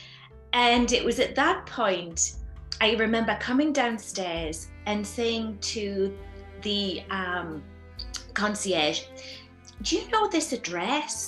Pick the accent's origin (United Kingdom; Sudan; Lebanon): United Kingdom; the north of England; now in Sedona, United States; growing up in England, my family was from a working class family. We lived in a small house in Northern England